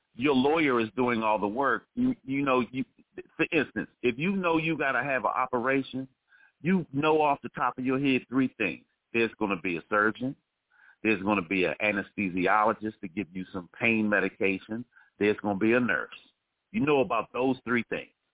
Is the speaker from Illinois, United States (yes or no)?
no; Washington, District of Columbia, United States; I'm from Washington, D.C.